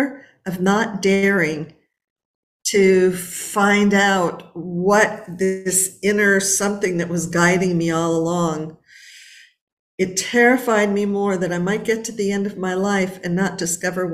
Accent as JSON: {"language": "English", "town": "Los Angeles", "region": "California", "country": "United States", "tie": "born or raised there", "said": "I was born and raised in Los Angeles"}